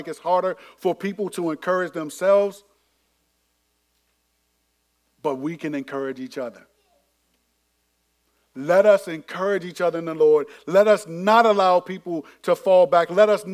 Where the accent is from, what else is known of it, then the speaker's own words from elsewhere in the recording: Landover, Maryland, United States; this was in middle school, went to Benjamin Tasker over in Bowie, even though I was from Landover